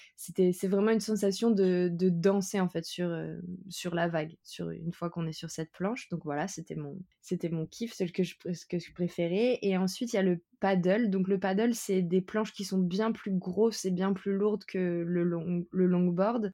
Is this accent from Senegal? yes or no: no; France; je suis française